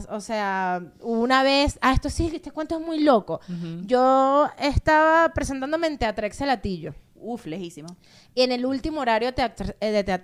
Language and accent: Spanish; Los Teques, Miranda, Venezuela; yo nací y crecí en Los Teques, mi mamá sigue viviendo en Los Teques.